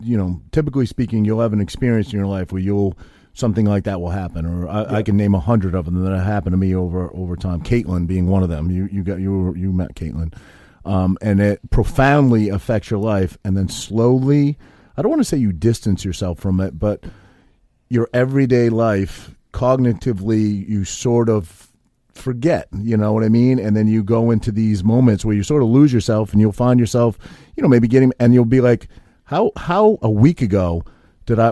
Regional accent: Maine, United States; also born or lived in Whiting, New Jersey; now in New Jersey, United States; when I was a kid, I grew up in Maine, grew up in New England

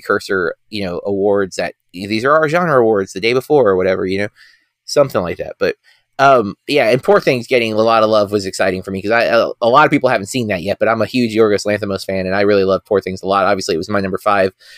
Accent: United States; I am the American

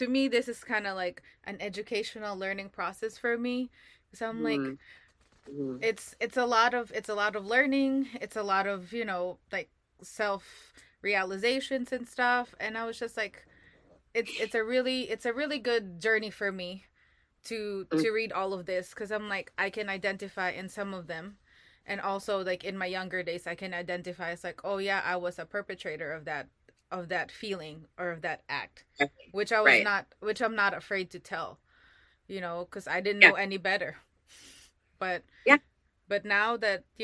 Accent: Philippines; now in United States; I did not grow up in this country. I'm an immigrant. I'm from the Philippines.

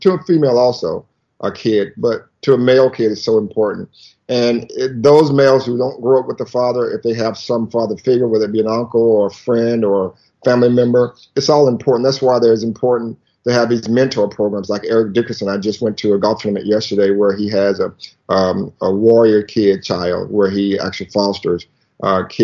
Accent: the South, United States; we grew up in the South

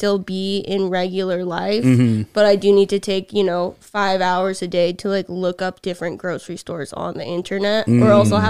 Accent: Vermont, United States; moved away as an adult; now in Cincinnati, United States; I'm from Vermont.

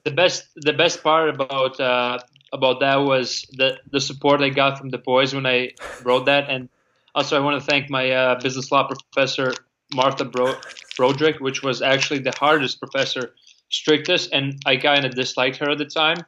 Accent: Latvia; English is a second language; moved away as an adult; now in United States; even though I'm from Latvia, living in America

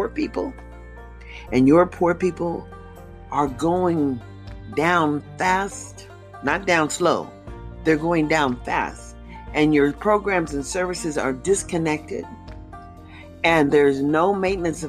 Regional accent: United States; I can only identify with being an American, understanding being born here

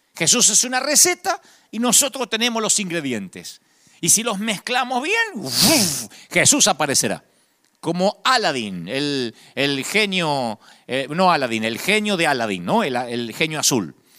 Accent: Argentina; los argentinos hablamos como cantando

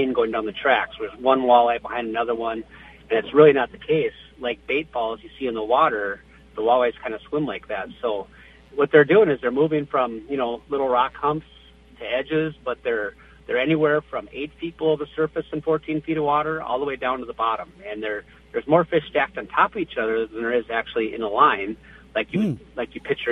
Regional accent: Bemidji, Minnesota, United States; growing up in Bemidji

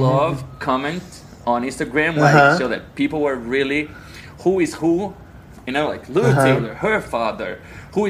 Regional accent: Conselheiro Lafaiete, Minas Gerais, Brazil; I'm from a small town called Conselheiro Lafayette in the state of Minas Gerais.

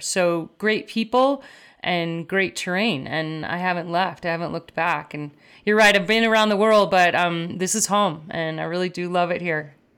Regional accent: Downers Grove, Illinois, United States; in the suburbs of Chicago, uh, growing up in Downers Grove, Illinois

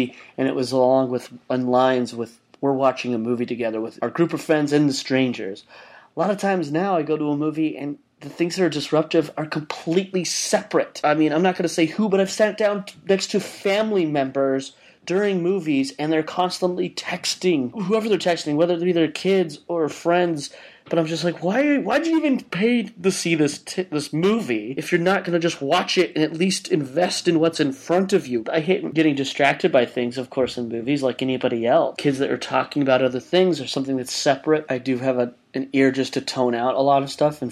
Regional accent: Utah, United States; Growing up in Utah, I used to always go to the dollar movie with some of my best friends every Tuesday night

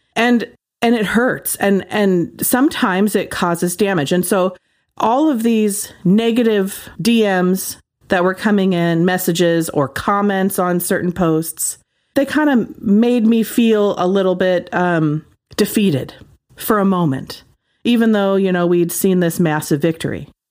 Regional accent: Ashland, United States; my hometown is, like, super liberal.

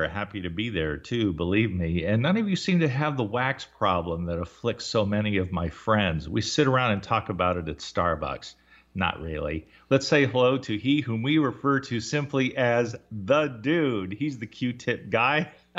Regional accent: Southern California, United States; moved away; I grew up in Southern California

